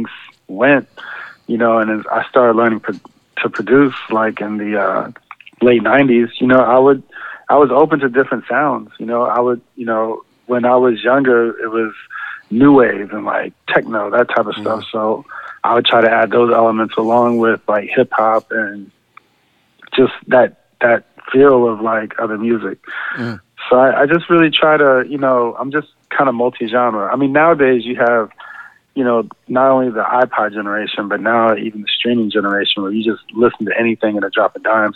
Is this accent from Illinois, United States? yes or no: no; San Antonio, Texas, United States; I grew up in San Antonio, Texas